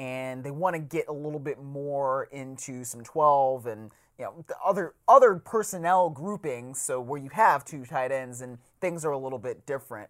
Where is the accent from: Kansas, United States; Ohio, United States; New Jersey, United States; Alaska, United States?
Ohio, United States; Cleveland; I am from Cleveland